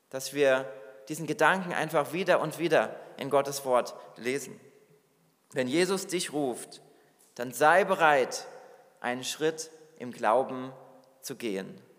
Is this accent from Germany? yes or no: yes; Hesse, Germany; now in New York, United States; Ich bin aus einem beschaulichen Dorf in Hessen, wo ich aufgewachsen bin, in die Millionenstadt New York gegangen, die größte Stadt Amerikas.